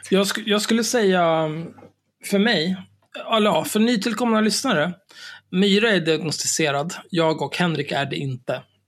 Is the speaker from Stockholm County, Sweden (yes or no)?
yes; Stockholm, Stockholm County, Sweden; Jag är ju född och uppvuxen på Söder.